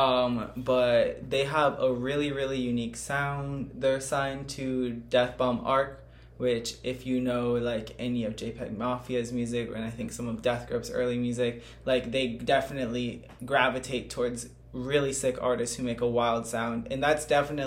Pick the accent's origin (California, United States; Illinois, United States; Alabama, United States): Illinois, United States; Chicago; I'm from South Shore